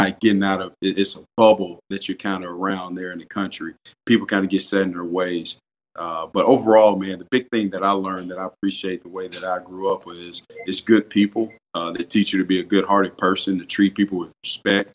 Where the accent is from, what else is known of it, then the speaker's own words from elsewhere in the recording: Madison, Mississippi, United States; I grew up in Madison, Mississippi